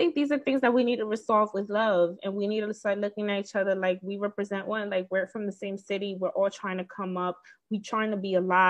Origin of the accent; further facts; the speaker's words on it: Bronx, New York, United States; I am from the Bronx, yeah, from New